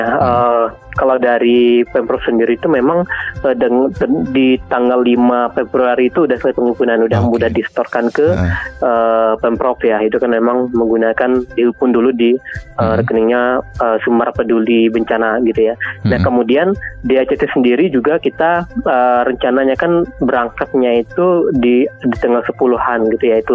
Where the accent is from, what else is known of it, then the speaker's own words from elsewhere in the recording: West Sumatra, Indonesia; Itu kan memang khasnya orang kita ya Minangkabau